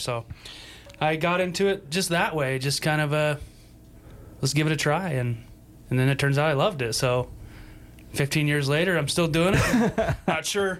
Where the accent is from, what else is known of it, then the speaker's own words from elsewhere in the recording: Sublette County, Wyoming, United States; moved away as an adult; also born or lived in Willamette Valley, Oregon; I grew up here in Wyoming, over on the other side of the state, in Sublette County.